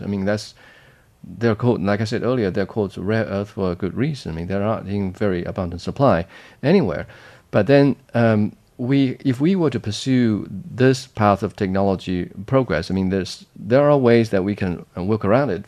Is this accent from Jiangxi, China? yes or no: yes; Jiangxi, China; in Jiangxi province, my hometown